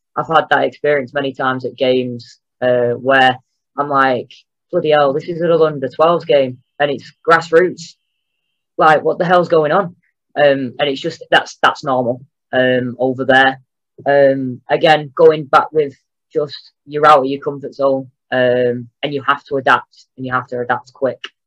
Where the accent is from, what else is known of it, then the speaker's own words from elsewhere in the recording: England, United Kingdom; moved away as an adult; also born or lived in Mexico / United States; I turn up as an Englishman